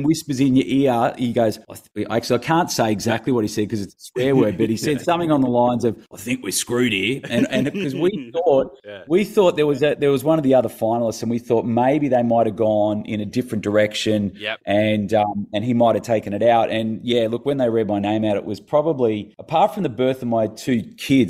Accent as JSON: {"language": "English", "region": "Tasmania", "country": "Australia", "tie": "born or raised there", "moved": "yes", "said": "I grew up in Tassie as a kid"}